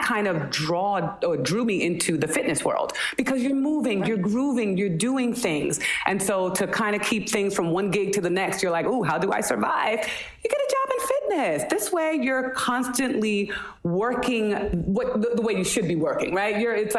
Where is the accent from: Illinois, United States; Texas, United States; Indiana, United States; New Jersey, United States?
New Jersey, United States; Listen, I love my Jersey roots.